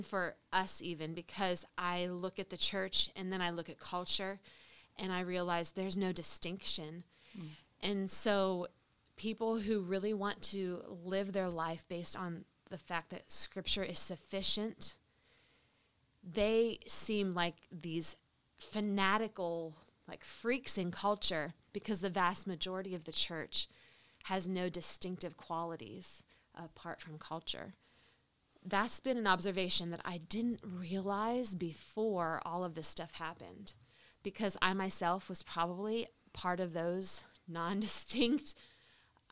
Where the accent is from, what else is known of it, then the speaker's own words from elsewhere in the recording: United States; moved away; as an American Christian